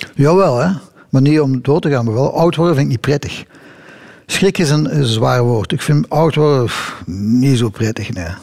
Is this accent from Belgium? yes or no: yes; Belgium; Het is Belgisch